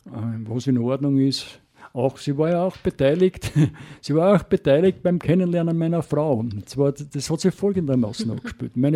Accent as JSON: {"language": "German", "region": "Styria", "country": "Austria", "tie": "born or raised there", "said": "Weil bis {S1} sieben Jahre bin ich ja in der Oststeiermark aufgewachsen, darum kenne ich auch das Landleben."}